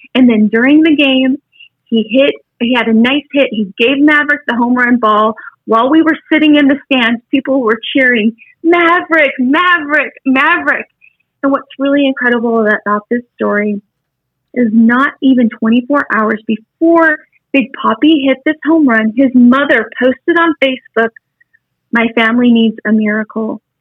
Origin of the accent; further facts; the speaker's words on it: Wyoming, United States; I'm from Wyoming.